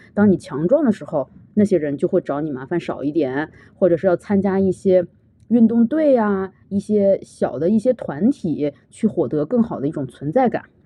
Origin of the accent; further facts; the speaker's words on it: China; now in Canada; 我们中国人